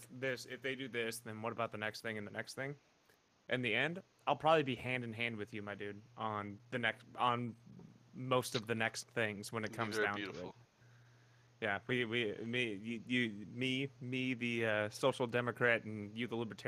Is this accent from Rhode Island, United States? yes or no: no; St. Louis, Missouri, United States; I'm from St. Louis